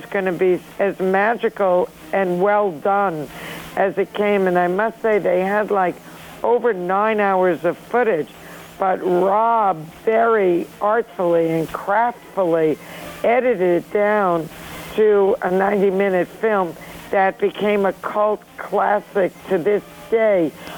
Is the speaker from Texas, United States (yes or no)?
no; New York City, New York, United States; the rich and wonderful characters that I grew up with in Flushing, Queens, New York